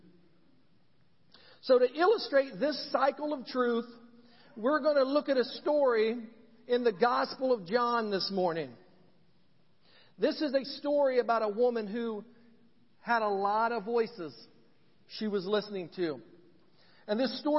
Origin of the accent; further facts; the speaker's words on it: Ridgeville, Indiana, United States; growing up in Randolph County, a little town called Ridgeville